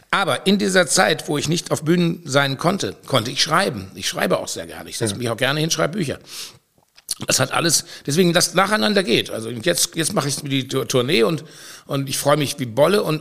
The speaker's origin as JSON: {"language": "German", "region": "North Rhine-Westphalia", "country": "Germany", "said": "Bin, ich bin auch kein Rheinländer, ich bin Westfale, da merkt man das vielleicht."}